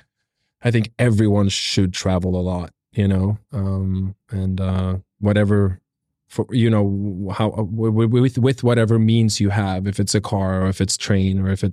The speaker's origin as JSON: {"language": "English", "country": "South Korea", "tie": "born or raised there", "also_born_or_lived": "Norway / Nigeria", "said": "It started out, been born in Norway and then we moved to South Korea and I spent a long time in South Korea. Then we moved on to Nigeria"}